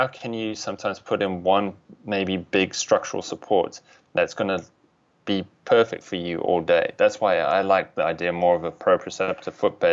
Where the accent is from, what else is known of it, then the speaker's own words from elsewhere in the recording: South Africa; moved away; I'm originally from South Africa